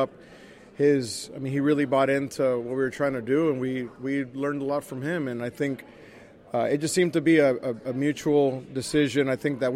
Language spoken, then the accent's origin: English; Orlando, Florida, United States; also born or lived in Puerto Rico; my family moved to Orlando when I was still like six or seven years old. So I grew up in Orlando